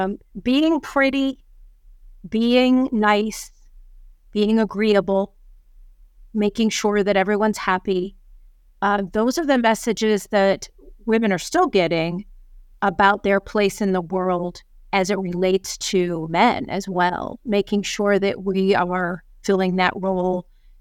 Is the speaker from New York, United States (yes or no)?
yes; New York, United States; I come from New York.